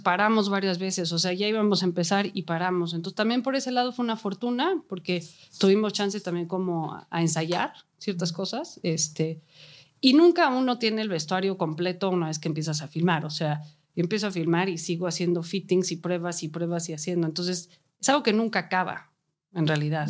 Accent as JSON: {"language": "Spanish", "country": "Mexico", "first_language": "Spanish", "said": "yo soy mexicana, me siento más cómodo trabajando aquí en mi propia lengua"}